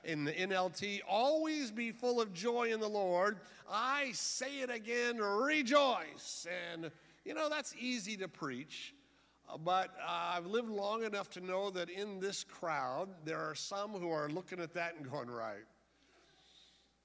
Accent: San Diego, California, United States; I was raised in George Evans Church down in East San Diego

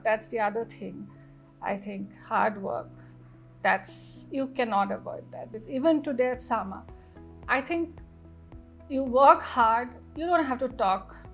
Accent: Northeast India, India; moved away; we come from the Northeast where you know women are really empowered in the true sense of the word

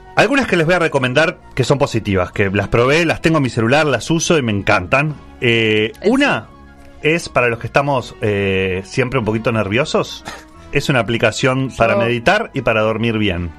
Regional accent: Montevideo, Uruguay; como montevideano

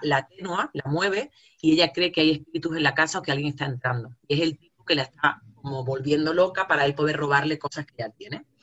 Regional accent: Jaén, Andalusia, Spain; accent: jienense; moved away; also born or lived in El Salvador; se reían y se siguen riendo de mi acento, eh, que mi acento equivale a lo paleto, a lo cazurro, a un alfabeto, que soy de Jaén

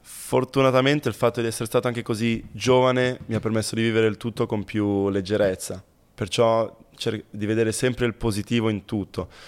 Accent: Milan, Lombardy, Italy; Sono a Milano, a Milano. Sì, proprio... sì, sono nato a Milano

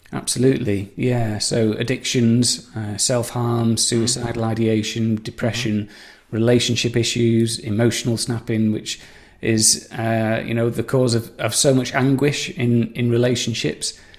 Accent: Saddleworth, North West England, United Kingdom; moved away; I'm from Saddleworth, Greater Manchester. I've moved around a fair bit, but I came home to roost about 20 years ago

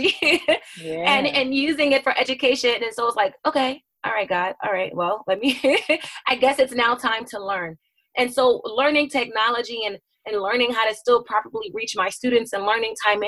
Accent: United States; also born or lived in New Jersey / Philadelphia, Pennsylvania; now in Delaware, United States; I grew up in New Jersey and Philadelphia, and that's where my family is

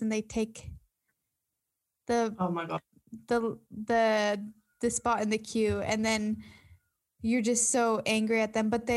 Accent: United States; now in New South Wales, Australia; I'm American

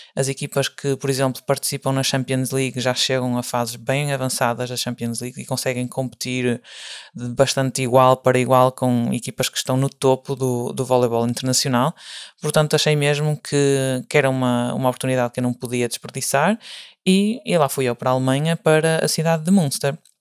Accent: Portugal; moved away as an adult; now in Germany; eu sou de Portugal, ou seja, não era local

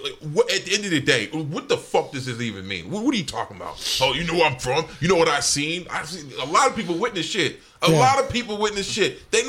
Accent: Dallas, Texas, United States; also born or lived in Cedar Hill, Texas / Houston, Texas; I'm from Dallas proper, man.

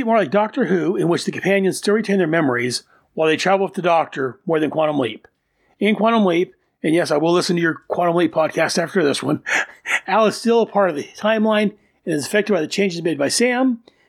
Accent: Lower Sackville, Nova Scotia, Canada; Oh, and I grew up in Lower Saxville, Nova Scotia, Canada, near Halifax.

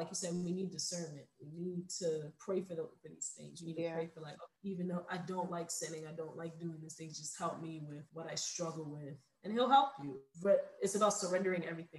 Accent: New York City, New York, United States; I'm from New York City, so it gets really cold.

